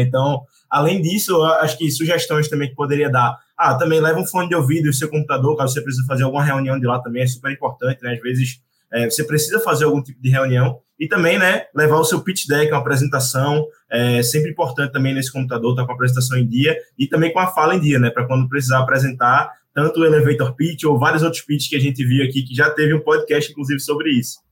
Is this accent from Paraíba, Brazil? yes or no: no; Recife, Pernambuco, Brazil; eu sou de Recife